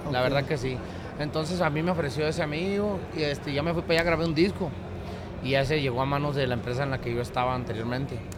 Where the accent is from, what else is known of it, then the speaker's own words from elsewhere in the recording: La Paz, Baja California Sur, Mexico; Pues, haz de cuenta que yo soy de La Paz, California Sur.